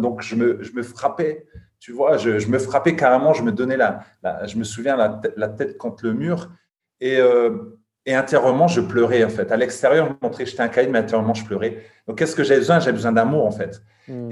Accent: Lille, Hauts-de-France, France; now in Luxembourg; je suis originaire de Lille mais j'habite à Luxembourg

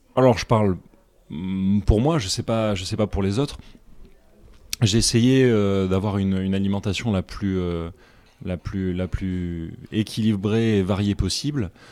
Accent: Nîmes, Occitania, France; moved away; also born or lived in United States; J'ai grandi dans le, dans le sud de la France, je suis né à Nîmes

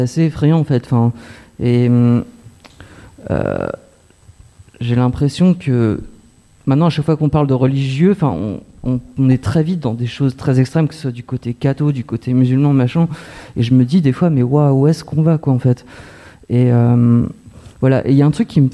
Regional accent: Creil, Hauts-de-France, France; je viens de Creil, enfin, j'ai grandi dans les années 80

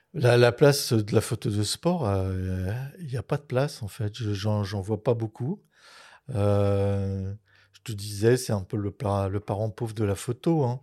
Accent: Dunkirk, Hauts-de-France, France; j'ai fait beaucoup de natation étant jeune à Dunkerque

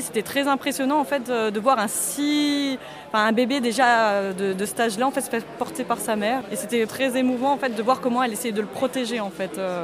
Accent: Alsace, Grand Est, France; J'ai 30 ans et je suis alsacienne

